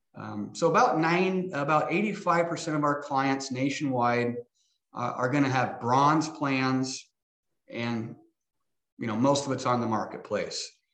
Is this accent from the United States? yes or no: yes; Hastings, Nebraska, United States; now in Omaha, United States; I grew up in Hastings, Nebraska, born and raised